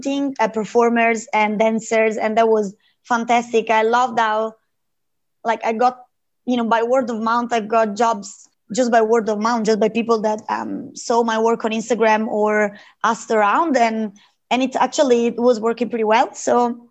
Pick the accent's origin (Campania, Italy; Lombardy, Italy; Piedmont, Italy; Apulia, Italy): Lombardy, Italy; Lake Como; moved away as an adult; now in Australia; I come from Italy, from Lake Como